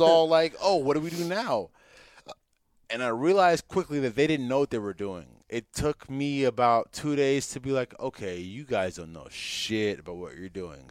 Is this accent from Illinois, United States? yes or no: no; San Jose, California, United States; also born or lived in Hayward; I grew up in East San Jose